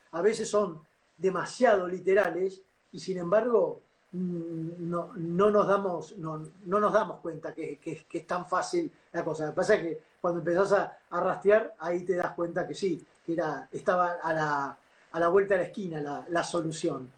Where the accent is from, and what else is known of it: Argentina